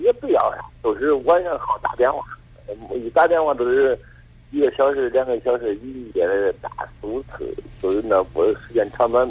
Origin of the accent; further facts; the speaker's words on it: Kaifeng, Henan, China; 我是开封的，我是六十多岁，